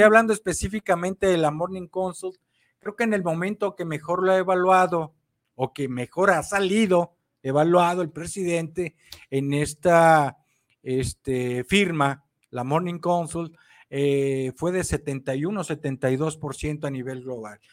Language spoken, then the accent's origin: Spanish; Mexico; como mexicanos y pueblo de México consciente, patriota, que amamos a la patria México